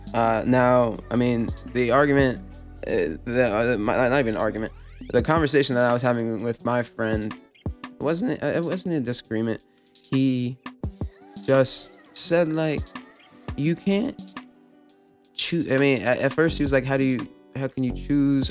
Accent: New York City, New York, United States; I'm from New York City.

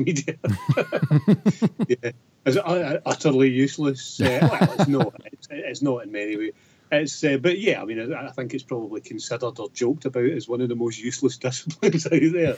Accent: Darvel, Scotland, United Kingdom; also born or lived in Lanarkshire / Glasgow; now in Falkirk, United Kingdom; I was born in Lanarkshire and lived briefly in Glasgow as a child, but grew up in Ayrshire, in Darvel

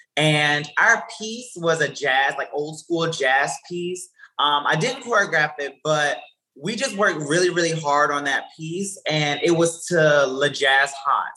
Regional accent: Columbia, South Carolina, United States; also born or lived in Orangeburg, South Carolina; now in New York, United States; I'm originally from Columbia, South Carolina

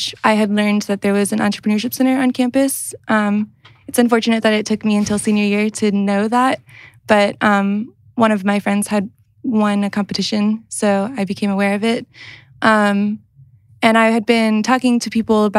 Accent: Athens, Georgia, United States; moved away as an adult; also born or lived in St. Louis, Missouri; now in South Bend, United States; I'm originally from Athens, Georgia. I moved to St. Louis, Missouri to go to school for art and writing.

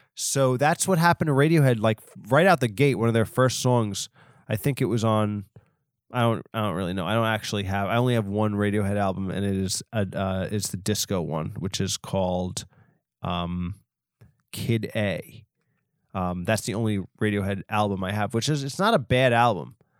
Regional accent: Long Island, New York, United States; I'm from Long Island

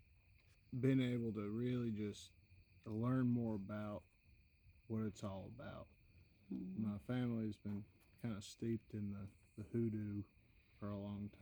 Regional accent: Maryville, Tennessee, United States; I'm from Maryville.

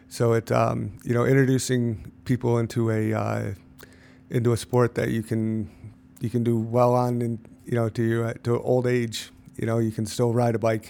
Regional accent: Lake George, New York, United States; I grew up in Cloverdale, went to, uh, Lake George High School

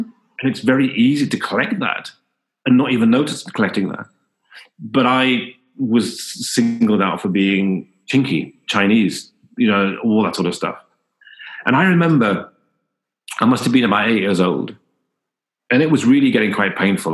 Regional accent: Newcastle upon Tyne, North East England, United Kingdom; I was born in in Newcastle

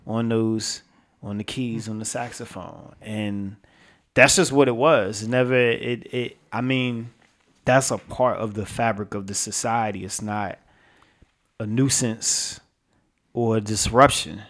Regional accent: New York City, New York, United States; I'm from I'm from New York. I'm from Brooklyn

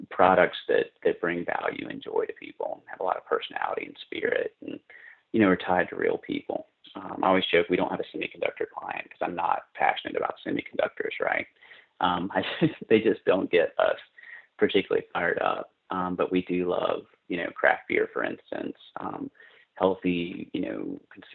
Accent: North Carolina, United States; moved away as an adult; also born or lived in New York City; now in Austin, United States; I grew up in North Carolina. In a small mill town in kind of central North Carolina, near sort of in the foothills near the South Carolina border

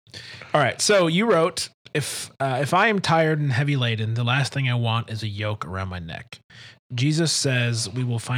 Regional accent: Detroit, Michigan, United States; moved away; I'm from Detroit

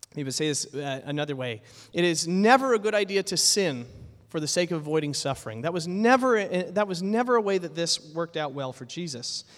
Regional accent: United States; moved away; I grew up in the States

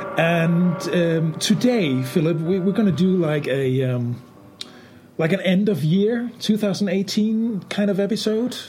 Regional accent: Denmark; my country, Denmark

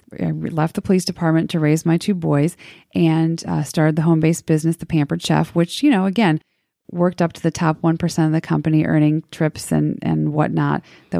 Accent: Crown Point, Indiana, United States; moved away as an adult; also born or lived in Cincinnati, Ohio; now in Harrison, United States; I was born and raised in Northwest Indiana, a little town called Crown Point. My dad was a proud union pipe fitter, local 597, and my mom worked up at our local public school. My dad and mom were very strict Catholics. We were raised Catholic, and I moved down here to Cincinnati

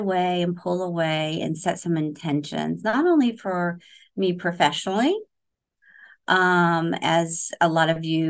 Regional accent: Oklahoma, United States; now in Florida, United States; So I'm a transplant from the Oklahoma area. I say you guys, not y'all.

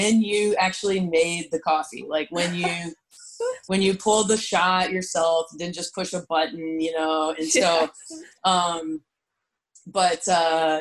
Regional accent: San Antonio, Texas, United States; I grew up in San Antonio

